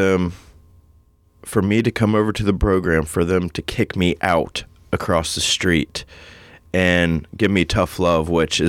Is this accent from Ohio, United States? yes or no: yes; New Philadelphia, Ohio, United States; moved away as an adult; So I came from New Philadelphia, and I came up here, and I went to the hospital